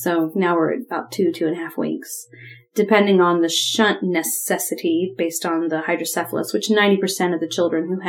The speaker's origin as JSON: {"language": "English", "region": "Ohio", "country": "United States", "tie": "born or raised there", "moved": "yes", "said": "I grew up in Ohio"}